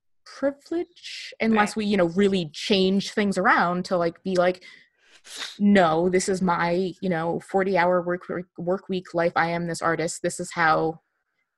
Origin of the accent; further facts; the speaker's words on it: New Jersey, United States; growing up in Jersey